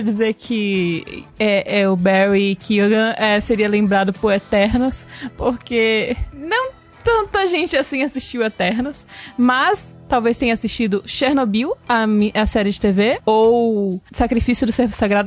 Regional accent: Brazil; nós, brasileiros

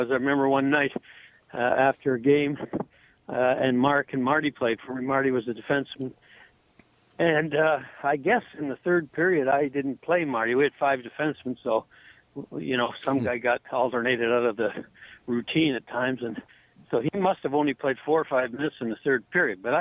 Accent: Sarnia, Ontario, Canada; born there; I was born in Sarnia, Ontario, so that was the closest NHL team.

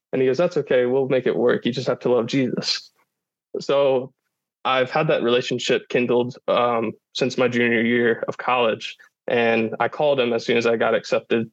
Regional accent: Warsaw, Indiana, United States; moved away as an adult; also born or lived in West Lafayette, Indiana; now in Indianapolis, United States; I was born and raised in Warsaw, Indiana

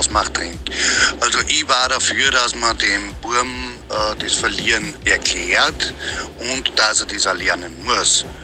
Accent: Wels, Upper Austria, Austria; Ich bin ja aus Wales und ich hab auch nur gute Erfahrungen.

